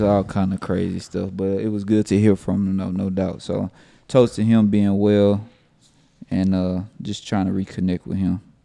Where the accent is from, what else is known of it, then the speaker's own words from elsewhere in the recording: Houston, Texas, United States; I grew up in Yellowstone